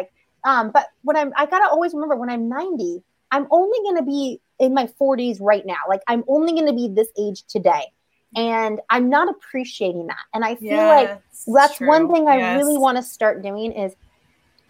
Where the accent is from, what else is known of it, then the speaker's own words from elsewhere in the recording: Southern California, United States; I'm from Southern California